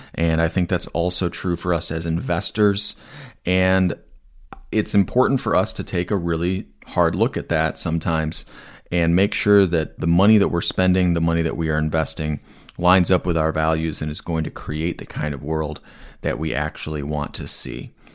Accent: Asheville, North Carolina, United States; my hometown of Asheville, North Carolina

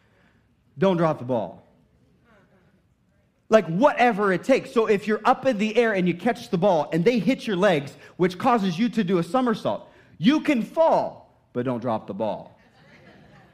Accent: Indiana, United States; moved away; I was from Indiana. We just played basketball.

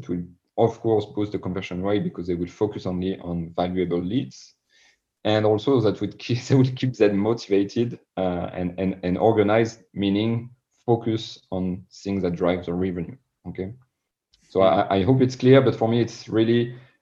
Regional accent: France; accent: French; English is a second language; my French accent

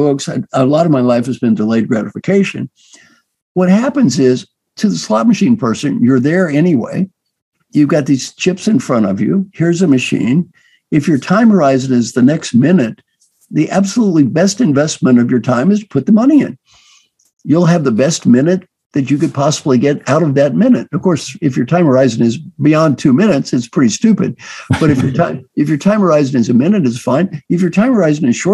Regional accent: Valley Station, Kentucky, United States; moved away; I was brought up in Valley Station, Kentucky

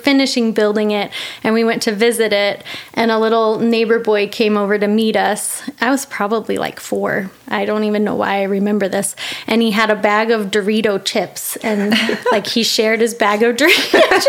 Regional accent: Monument, Colorado, United States; moved away as an adult; Born in Colorado Springs, grew up in a little tiny town, Monument

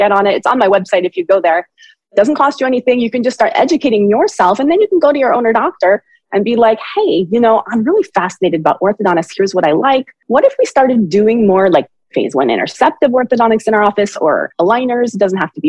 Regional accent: Berkeley, California, United States; I'm from Berkeley

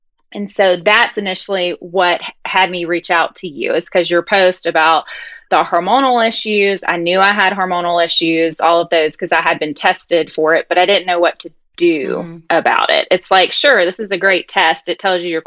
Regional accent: United States; accent: country; now in Charlotte, United States; My little country accent. So I live right outside Charlotte

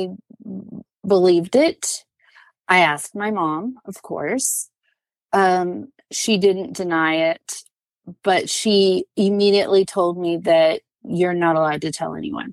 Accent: Arizona, United States; moved away as an adult; now in Alabama, United States; I was born and raised in Arizona

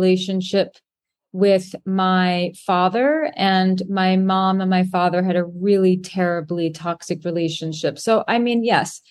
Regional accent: New York City, New York, United States; I was born and raised in Manhattan

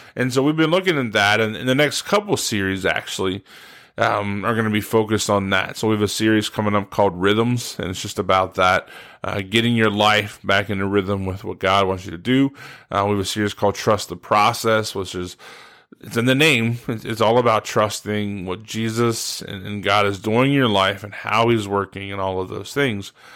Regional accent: Steubenville, Ohio, United States; moved away as an adult; now in West Virginia, United States; I grew up in Steubenville, Ohio, uh, pretty much my whole life.

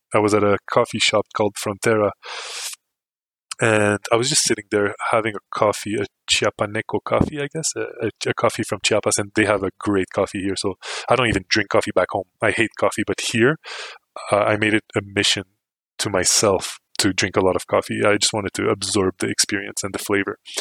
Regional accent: Canada; me too

